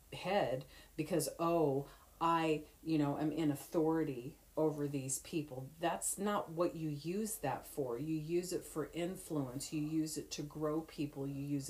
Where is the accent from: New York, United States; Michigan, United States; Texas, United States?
Michigan, United States; Detroit; My mom had a little bit of that because, you know, I'm from Detroit.